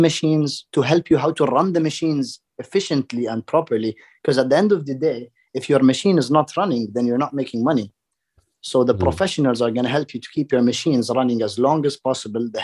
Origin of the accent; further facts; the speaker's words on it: Dubai, United Arab Emirates; I grew up in Dubai